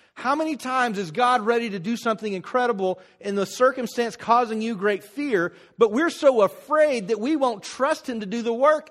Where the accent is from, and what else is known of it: United States